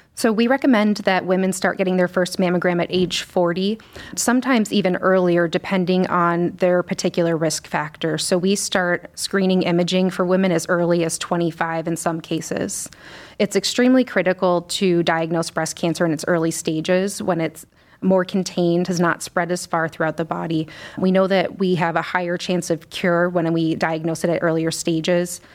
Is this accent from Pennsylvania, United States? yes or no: yes; Scranton, Pennsylvania, United States; moved away as an adult; also born or lived in Washington, D.C. / Chicago; now in Cleveland, United States; So I'm originally from Scranton, Pennsylvania